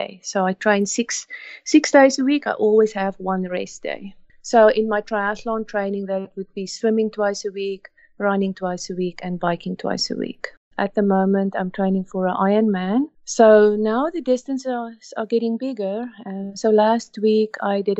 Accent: South Africa; moved away as an adult; now in Canada; we grew up in South Africa

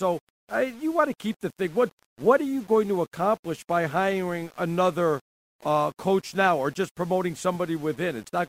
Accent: The Bronx, New York, United States; because I'm from the Bronx, but I went to school in Arizona

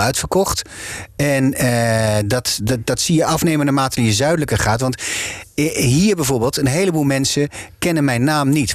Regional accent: Groningen, Netherlands; accent: Gronings; first language Gronings; Dutch is a second language; moved away as an adult; now in Amsterdam, Netherlands; het Nederlands is voor mij wel een, tweede taal. Ik ben in, in het Gronings, eh, tenminste, met, met, ik heb een heel sterk accent waar ik mee ben opgegroeid

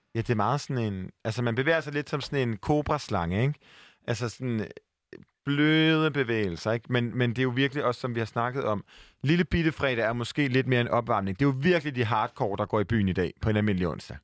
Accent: Aarhus, Central Denmark Region, Denmark; now in Copenhagen, Denmark; jeg er jo jyde. Og jeg flygter hjem til Aarhus

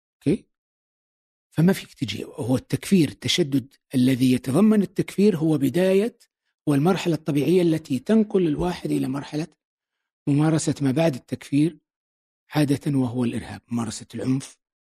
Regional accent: Saudi Arabia; moved away as an adult; now in United Arab Emirates; نحن كسعوديين

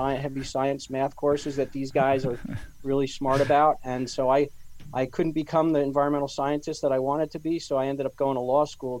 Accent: New Jersey, United States; I grew up in New Jersey as well. I attended Cook College and Rutgers College.

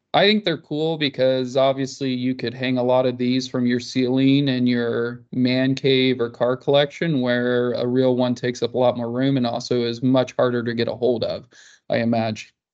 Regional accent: Kansas, United States; I grew up in Kansas

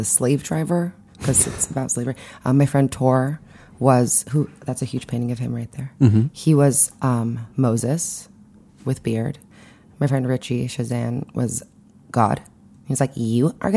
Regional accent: Montreal, Quebec, Canada; now in New York City, United States; I grew up in Montreal, and I did some Jewish-y things

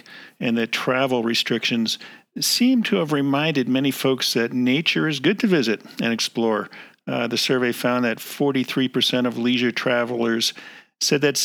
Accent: East Coast, United States; moved away; I grew up in the East Coast, and camping was kind of a foreign thing to me

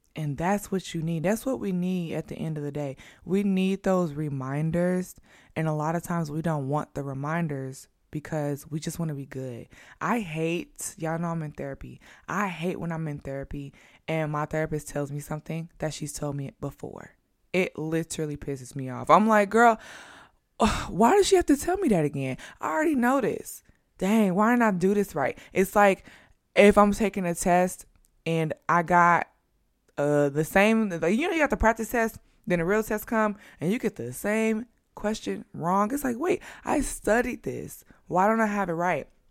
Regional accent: Midwest, United States; now in New York, United States; And I live in New York. I'm from the Midwest.

